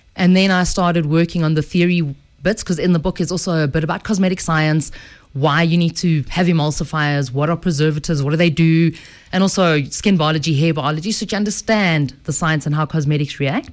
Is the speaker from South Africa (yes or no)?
yes; Edenvale, Gauteng, South Africa; I'm a girl from the Vale, from good old Eden Vale.